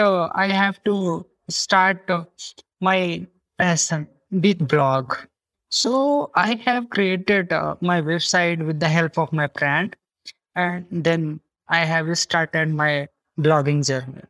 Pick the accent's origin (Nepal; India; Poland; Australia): India; I am from India